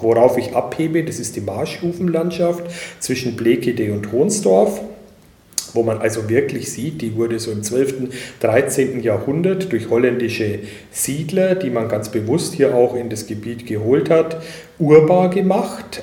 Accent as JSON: {"language": "German", "area": "northern Upper Palatinate", "region": "Bavaria", "country": "Germany", "moved": "yes", "said": "Ich komme selber aus der nördlichen Oberpfalz"}